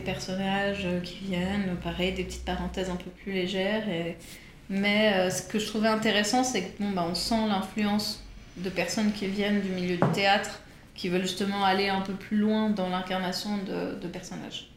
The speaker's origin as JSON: {"language": "French", "region": "Geneva", "country": "Switzerland", "tie": "born or raised there", "also_born_or_lived": "New York", "moved": "as an adult", "lives_now": "Paris, France", "said": "je suis née à Genève. Mhm. J'ai fait euh, la fac à Genève"}